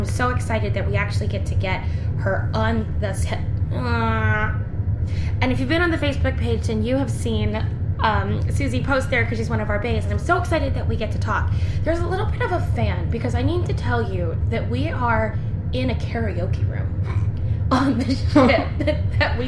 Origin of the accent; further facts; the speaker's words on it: United States; I'm American